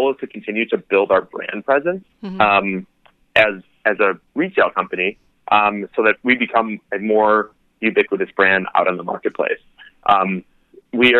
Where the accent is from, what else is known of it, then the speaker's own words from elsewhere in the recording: Chicago, Illinois, United States; moved away; Come back to my hometown.